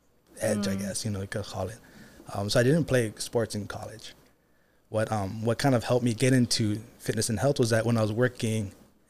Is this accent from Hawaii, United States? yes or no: yes; Kailua, Hawaii, United States; Born and raised in Kailua, Oahu. Mm-hmm. Grew up around the beach. You know, family was always about the Hawaiian culture.